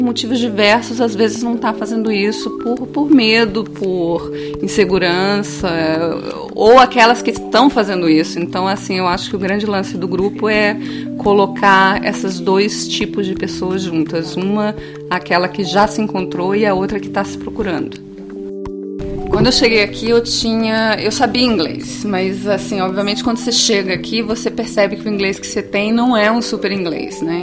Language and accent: Portuguese; Brazil; moved away as an adult; now in California, United States; eu sou brasileira